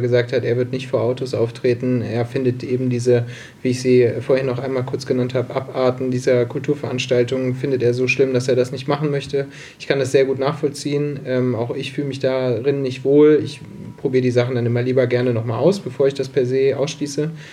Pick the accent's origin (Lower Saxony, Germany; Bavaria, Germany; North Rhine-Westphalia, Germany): North Rhine-Westphalia, Germany; Solingen; also born or lived in Herne; now in Bochum, Germany; Gebürtiger Solinger